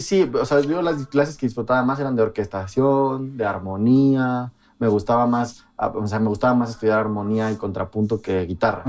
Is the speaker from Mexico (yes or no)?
yes; Mexico City, Mexico; Yo crecí en un barrio periférico de la Ciudad de México.